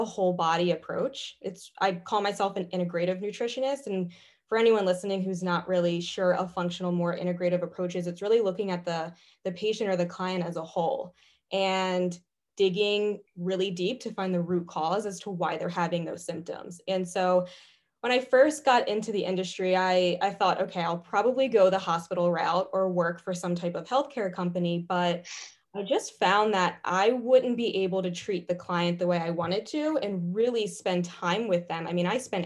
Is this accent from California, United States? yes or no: no; Pasadena, Maryland, United States; moved away as an adult; also born or lived in Chester County, Pennsylvania; now in West Chester, United States; I'm originally from Maryland, actually, a small town called Pasadena